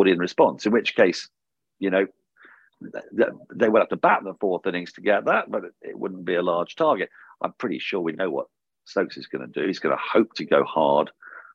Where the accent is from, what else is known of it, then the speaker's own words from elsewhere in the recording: England, United Kingdom; we're English